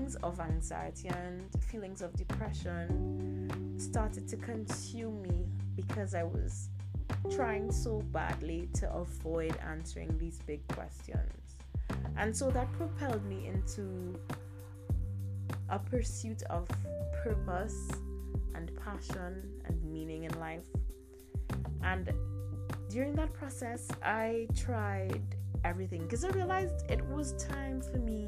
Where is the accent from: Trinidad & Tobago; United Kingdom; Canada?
Trinidad & Tobago; I'm from the Caribbean, a Caribbean millennial from Trinidad and Tobago.